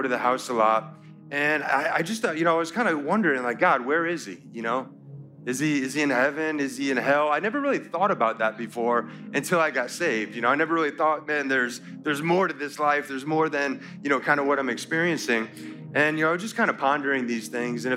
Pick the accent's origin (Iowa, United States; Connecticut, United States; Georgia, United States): Connecticut, United States; moved away; I'm from Connecticut, and we had seasons